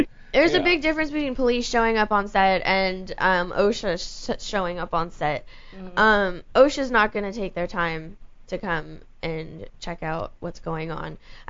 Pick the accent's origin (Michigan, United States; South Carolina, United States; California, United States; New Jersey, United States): California, United States; Los Angeles; I was born and raised here in the Valley.